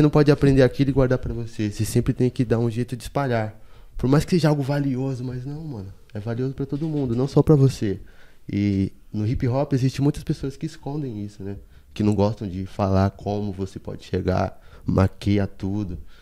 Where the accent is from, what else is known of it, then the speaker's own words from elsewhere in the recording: Salvador, Bahia, Brazil; moved away as an adult; also born or lived in São Paulo; now in Embu das Artes, Brazil; E eu não sou de São Paulo, sou de Salvador, né? Sou da Bahia, estou aqui em São Paulo desde 2015.